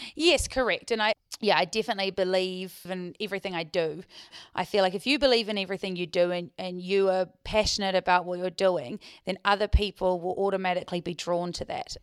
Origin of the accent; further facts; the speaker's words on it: Queenstown, Otago, New Zealand; moved away as an adult; also born or lived in Dunedin / Dubai; I was born in Queenstown, grew up in Queenstown